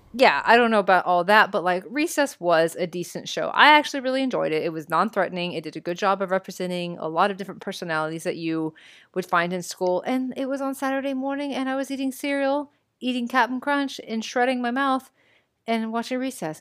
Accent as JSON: {"language": "English", "region": "Texas", "country": "United States"}